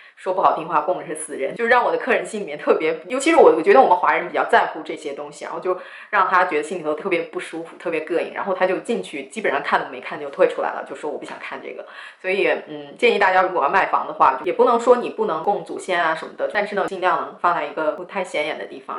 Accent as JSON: {"language": "Chinese", "region": "Shanxi", "country": "China", "said": "我是山西人"}